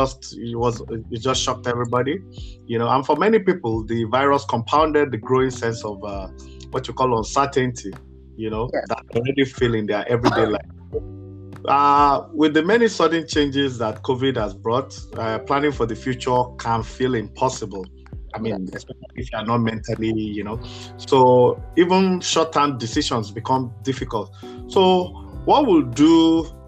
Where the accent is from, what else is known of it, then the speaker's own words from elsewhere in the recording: Nigeria; moved away; I'm Nigerian by birth